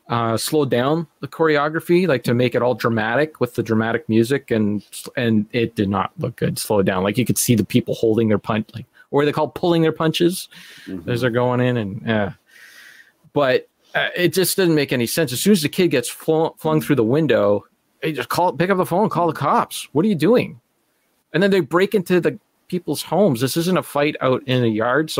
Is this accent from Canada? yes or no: yes; Sudbury, Ontario, Canada; I grew up in Sudbury, Ontario